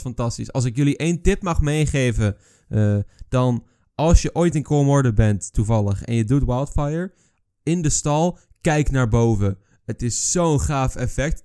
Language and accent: Dutch; Netherlands